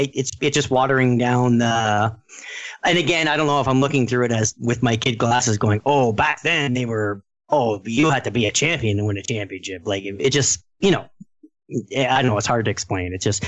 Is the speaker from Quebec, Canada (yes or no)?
no; Ontario, Canada; I'm Canadian.